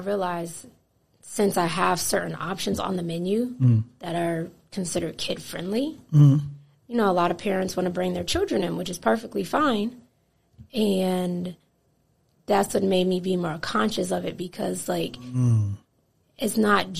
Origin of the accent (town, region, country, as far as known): New Haven, Connecticut, United States; born or raised there; now in Atlanta, United States